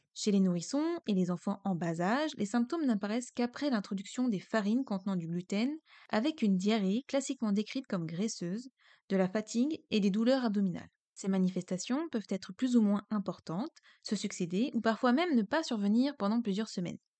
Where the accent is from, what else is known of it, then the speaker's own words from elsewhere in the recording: Brittany, France; je suis bretonne